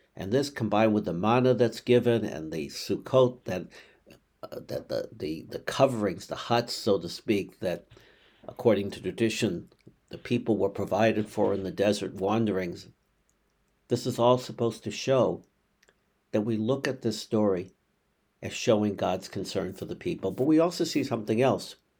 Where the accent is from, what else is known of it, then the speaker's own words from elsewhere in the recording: Boston, Massachusetts, United States; I grew up in Boston